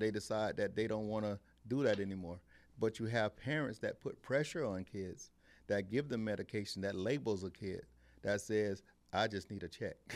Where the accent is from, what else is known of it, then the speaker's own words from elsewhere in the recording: Eustis, Florida, United States; I'm from Eustis